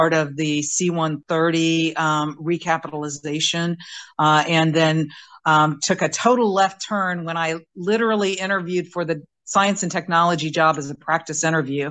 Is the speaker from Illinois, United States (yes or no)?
no; Indianapolis, Indiana, United States; moved away as an adult; also born or lived in Patuxent River, Maryland; I grew up in Indianapolis. Went to high school there